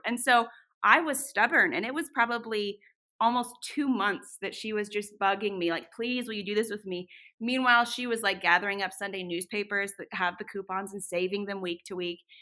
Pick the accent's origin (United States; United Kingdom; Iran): United States; Northern California; now in Boise, United States; I grew up in Northern California